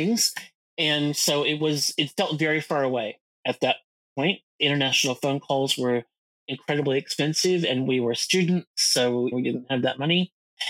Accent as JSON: {"language": "English", "area": "outside of Chicago", "region": "Illinois", "country": "United States", "tie": "born or raised there", "also_born_or_lived": "Los Angeles, California", "moved": "as an adult", "lives_now": "Australia", "said": "I grew up in outside of Chicago in Illinois"}